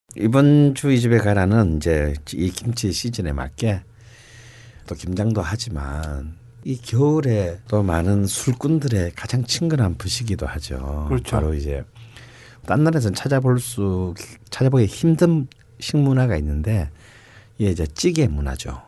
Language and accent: Korean; Busan, South Korea; moved away; 부산 출신이지만